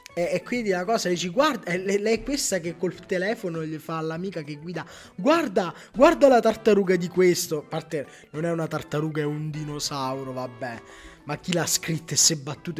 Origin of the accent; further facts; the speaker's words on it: Pellare, Campania, Italy; a Pellare, nel mio paese